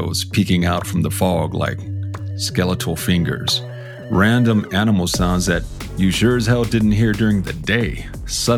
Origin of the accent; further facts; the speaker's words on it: South Texas, United States; I grew up in South Texas in a house and honestly a neighborhood that had a penchant for odd things happening.